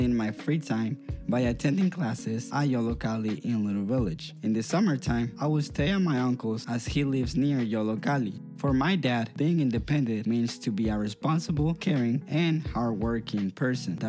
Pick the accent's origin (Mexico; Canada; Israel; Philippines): Mexico; San Luis Potosí; also born or lived in Monterrey, Nuevo León; now in United States; I was born in Mexico, Monterrey, Nuevo León, but I was raised in San Luis Potosí.